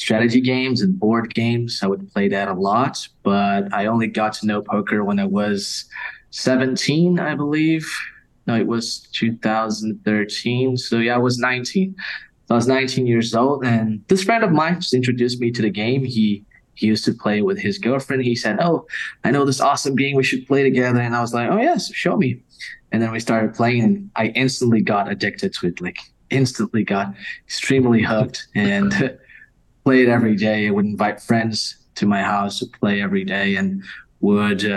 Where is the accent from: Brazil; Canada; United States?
Brazil; I'm from Brazil.